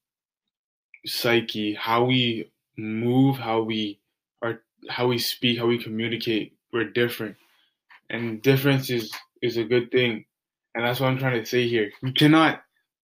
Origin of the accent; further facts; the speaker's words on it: Canada; I'm Canadian